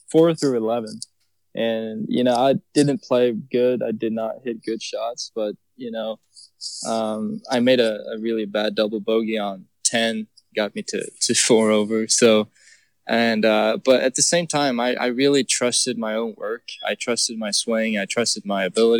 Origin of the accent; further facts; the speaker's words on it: Eslöv, Skåne, Sweden; moved away as an adult; now in Texas, United States; I grew up in Sweden where, you know, we don't get good weather all the time